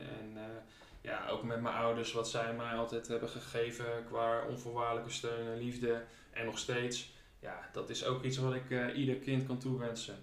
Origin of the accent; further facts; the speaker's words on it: Leeuwarden, Friesland, Netherlands; geboren en getogen Leeuwarder in Friesland